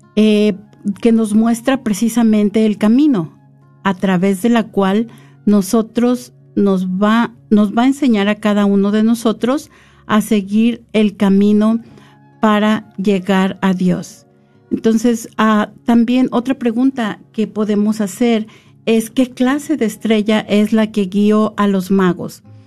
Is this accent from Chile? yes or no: no; San Luis Potosí, Mexico; also born or lived in Ahualulco, San Luis Potosí / the capital; yo vivía en un pueblito que se llama Hualulco, en el estado de San Luis Potosí, mis primeros ocho años. Y yo recuerdo que cuando nosotros nos fuimos a vivir a la capital